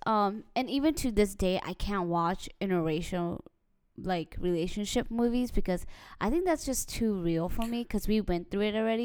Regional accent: United States; we grew up in America

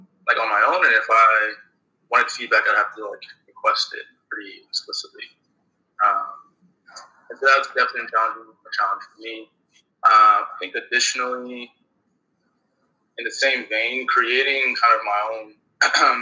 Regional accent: New York, United States; I'm from New York originally

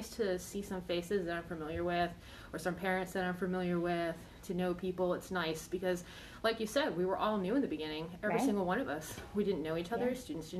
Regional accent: Buffalo, New York, United States; now in Virginia, United States; I'm not. I'm actually from Buffalo, New York.

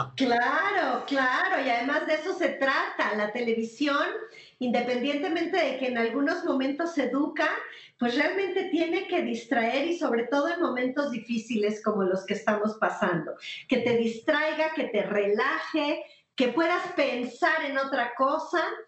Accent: Mexico

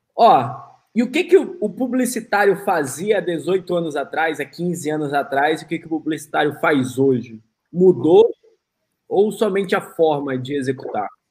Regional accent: Manaus, Amazonas, Brazil; now in United States; eu sou de Manaus

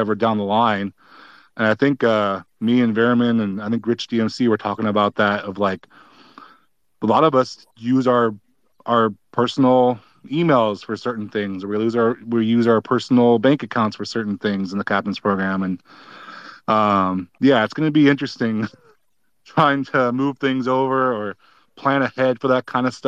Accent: California, United States; I was actually born down in Southern California, so I could have ended up a Laker, but lived up here since I was 2

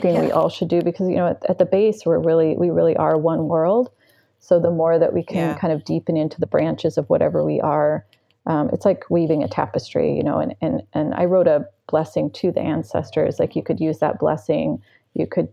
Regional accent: United States; I'm American

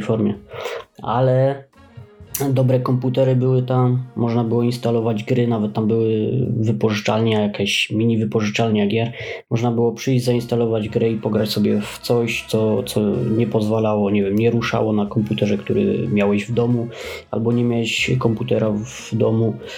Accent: Oświęcim, Lesser Poland, Poland; u nas w Oświęcimiu

